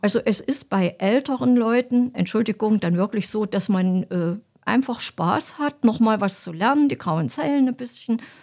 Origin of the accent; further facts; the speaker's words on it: Apolda, Thuringia, Germany; also born or lived in Halle / Eisenach; Ich komme hier aus Apolda, bin hier geboren, bin hier zur Schule gegangen